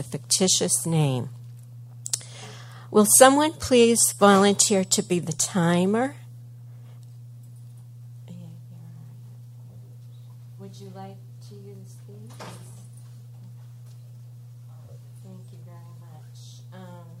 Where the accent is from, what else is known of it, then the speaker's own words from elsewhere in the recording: Cambridge, Massachusetts, United States; moved away as an adult; also born or lived in Kittery, Maine; now in Portsmouth, United States; I'm originally a Bostonian. I came from Cambridge specifically, lived most of my life there.